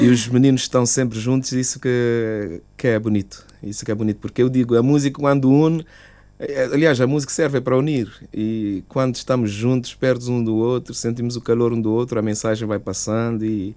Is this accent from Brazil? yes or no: no; Cape Verde; now in Luxembourg; manter na cultura da minha terra